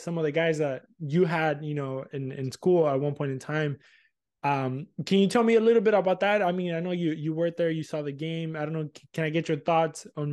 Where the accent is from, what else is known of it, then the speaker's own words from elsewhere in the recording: Argentina; moved away; I grew up in Argentina